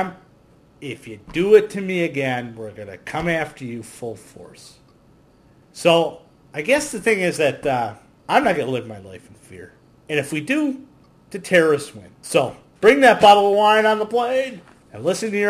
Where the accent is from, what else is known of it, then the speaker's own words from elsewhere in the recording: United States; we as Americans